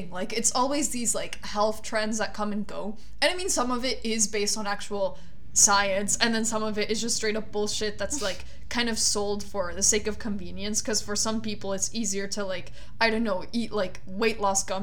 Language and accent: English; Colombia; So, we're both from Colombia, right?